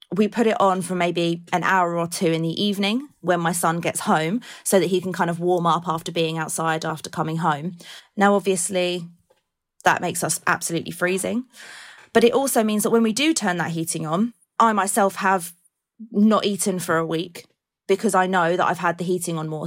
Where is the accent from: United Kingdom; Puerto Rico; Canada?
United Kingdom; Colchester, East of England; I'm from Colchester